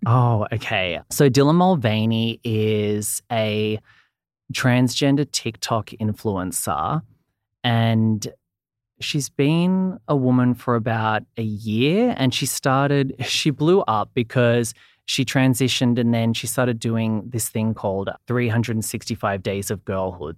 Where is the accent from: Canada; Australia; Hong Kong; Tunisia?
Australia; accent: Australian; I'm from Australia, as you can probably hear from the accent.